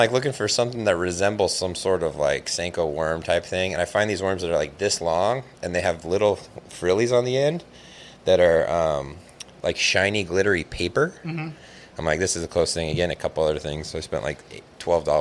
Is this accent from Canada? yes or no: no; California, United States; I'm from California